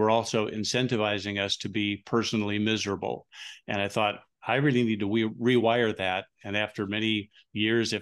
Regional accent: Huntington Beach, California, United States; now in Phoenix, United States; I grew up in Huntington Beach, and that feels like going home to me.

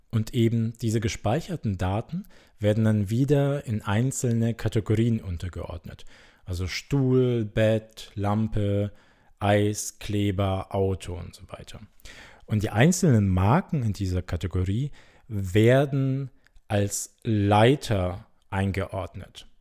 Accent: Germany; Bei uns in Deutschland

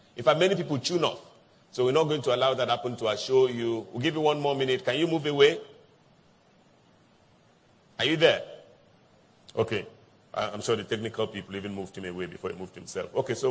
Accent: South Africa; from South Africa.

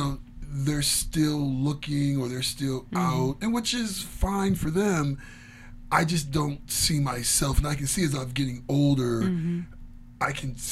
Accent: Midwest, United States; Hot dog down the hallway. You can tell I grew up in the Midwest.

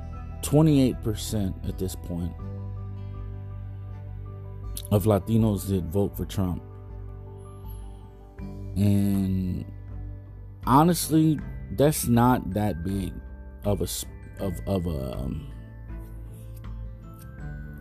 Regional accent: Texas, United States; me being a Texan

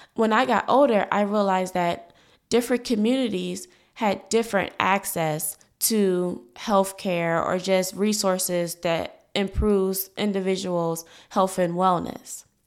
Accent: Philadelphia, Pennsylvania, United States; I was born in North Philadelphia, a low-income community, um, by a single mother, a young single mother. And because of my situation, I was brought up with limited resources

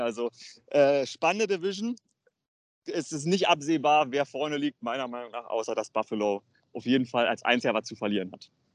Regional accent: Germany; wir kommen aus Deutschland

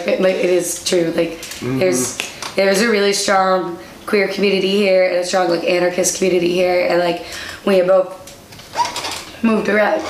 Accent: Iowa, United States; now in Milwaukee, United States; we grew up in Iowa, so we're like, it's cool, we can handle the winter.

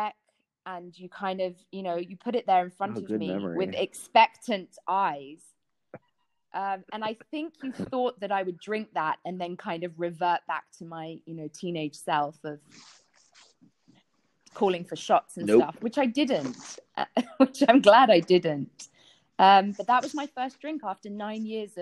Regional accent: London, United Kingdom; which my friends and I drank standardly with Coca-Cola in London, growing up in London

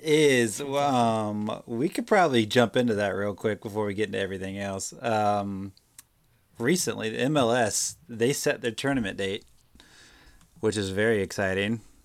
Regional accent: Prince George, Virginia, United States; Coming to you live from my hometown, Prince George, Virginia

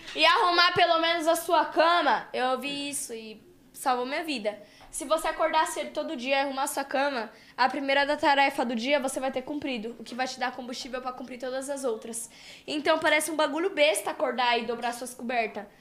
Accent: Brazil; Eu sou brasileira

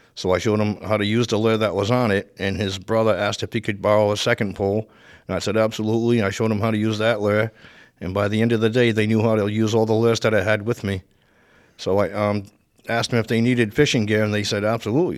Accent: Providence / Warwick, Rhode Island, United States; also born or lived in Providence, Rhode Island; now in Coventry, United States; I was born in Providence, Rhode Island. Uh, I moved to Warwick when I was eleven years old.

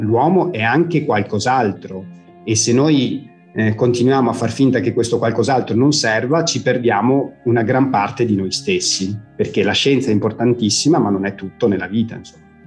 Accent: Villafranca Padovana, Veneto, Italy; sono nato in provincia di Padova, in un piccolo paese che si chiama Villafranca Padovana

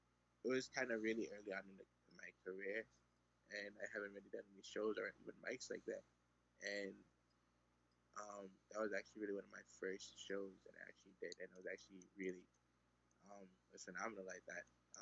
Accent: Brooklyn, New York, United States; Oh, I'm from Brooklyn.

